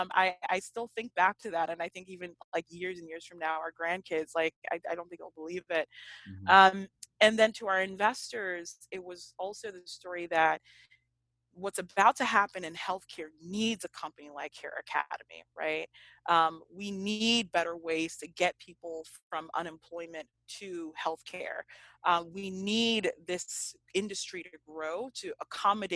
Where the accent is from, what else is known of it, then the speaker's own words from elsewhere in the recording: Marietta, Georgia, United States; moved away as an adult; also born or lived in Nigeria / Notre Dame, Indiana; I grew up in Marietta, Georgia. So it is just 30 minutes outside of Atlanta